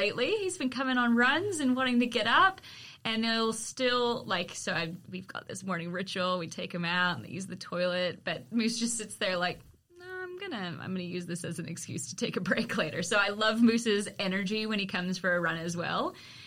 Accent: Walnut Creek, California, United States; moved away; I grew up in Walnut Creek

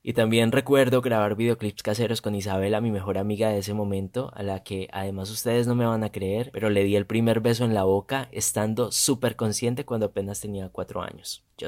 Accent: Silvia, Cauca, Colombia; moved away; nací en Silvia, la Suiza de América como la llaman, es un pueblito pluricultural a una hora más o menos de Popayán, esto queda para quienes no conocen al suroccidente de Colombia.

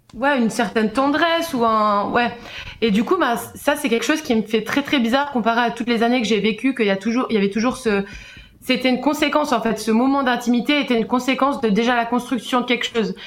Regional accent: Switzerland; j'ai 27 ans et je viens de Suisse

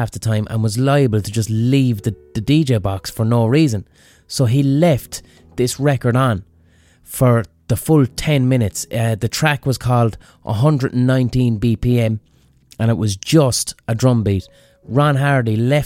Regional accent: Limerick, Munster, Ireland; when I was growing up in Limerick

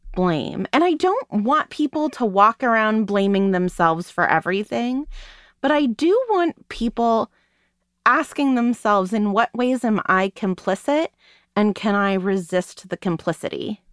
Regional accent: United States; being an American

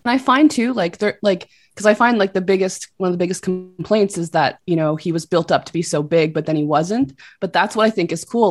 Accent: Canada; I'm Canadian

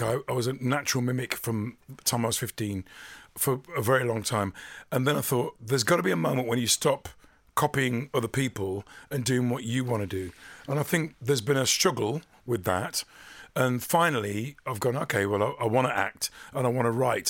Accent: Dudley, West Midlands, United Kingdom; growing up in Dudley when we were little

